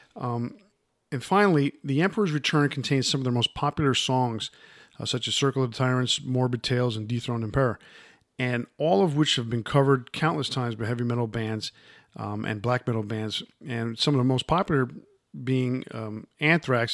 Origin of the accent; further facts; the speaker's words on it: New York area, United States; growing up in the New York area like I did